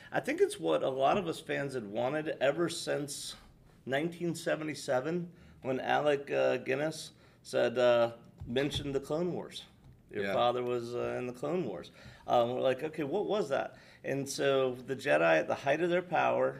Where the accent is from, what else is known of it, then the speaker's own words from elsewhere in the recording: United States; also born or lived in Georgia; We're Americans